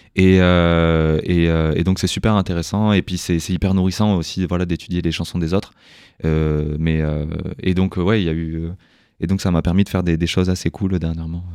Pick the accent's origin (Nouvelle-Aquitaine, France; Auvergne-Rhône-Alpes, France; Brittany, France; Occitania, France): Occitania, France; Toulouse; moi, j'ai grandi à Toulouse